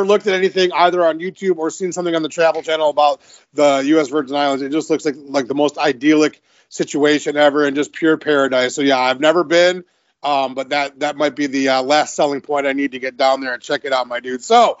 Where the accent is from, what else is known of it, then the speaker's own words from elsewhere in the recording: Detroit, Michigan, United States; for those of us like me who are from Detroit, where it is nothing but cold and dreary, except for the 3 months in the summer where it's too hot